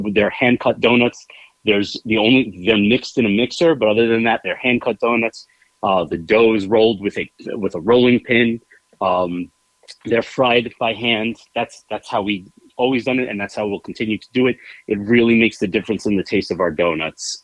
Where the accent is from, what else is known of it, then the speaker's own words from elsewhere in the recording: New York City, New York, United States; i grew up in bayside queens new york